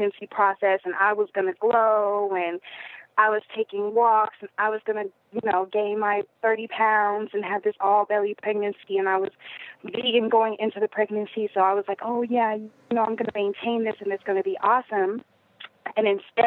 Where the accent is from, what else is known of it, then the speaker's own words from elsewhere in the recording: Denver, Colorado, United States; I am originally from Denver, which, is kind of an open-minded, hippie-ish town